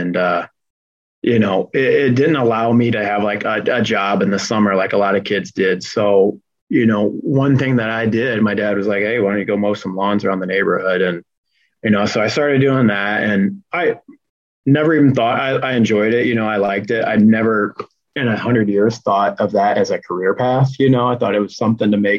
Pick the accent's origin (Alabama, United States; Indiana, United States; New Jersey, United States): Indiana, United States; Fort Wayne; moved away; my first internship was with a golf course back in my hometown, Fort Wayne Country Club